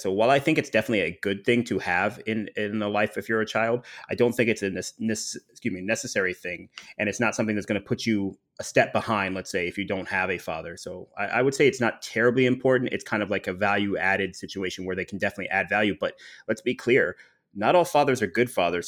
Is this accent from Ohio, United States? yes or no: yes; Dayton, Ohio, United States; moved away as an adult; also born or lived in Illinois; now in Miami, United States; I grew up primarily in Dayton, Ohio